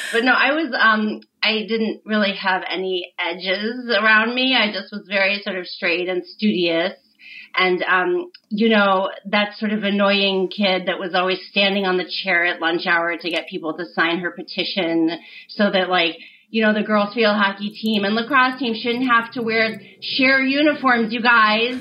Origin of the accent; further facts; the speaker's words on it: Michigan, United States; I grew up in Michigan